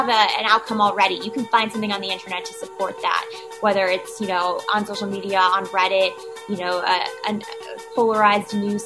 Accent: New York City, New York, United States; also born or lived in Washington, D.C.; I was born and raised in New York City

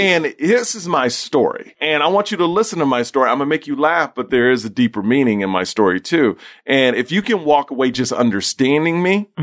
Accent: Houston, Texas, United States; I grew up in Houston, Texas

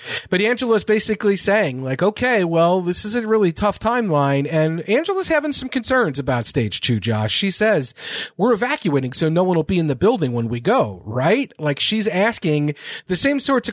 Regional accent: Kentucky, United States; Kentucky, my home state

